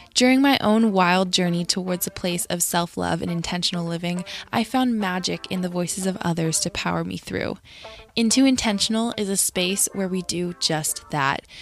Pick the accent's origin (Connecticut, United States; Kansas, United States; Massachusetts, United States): Connecticut, United States; you're from Connecticut, which is interesting, 'cause I am too